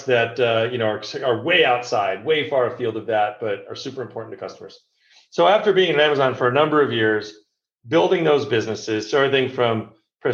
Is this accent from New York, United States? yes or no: yes; New York, United States; I was born in New York, and I grew up a Mets fan.